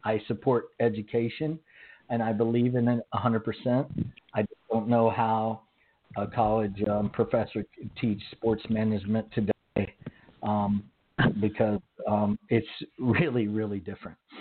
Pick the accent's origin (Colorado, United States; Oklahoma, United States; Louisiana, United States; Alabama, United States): Oklahoma, United States; accent: Southern; I was raised in Oklahoma